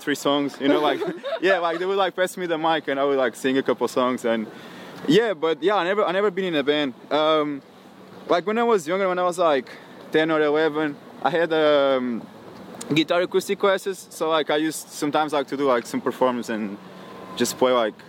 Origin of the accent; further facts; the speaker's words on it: Caldas da Rainha, Centro, Portugal; English is a second language; moved away as an adult; now in United States; Okay, so I'm like 1 hour like north side of Lisbon. I'm like from a really small town called Caldas da Rainha.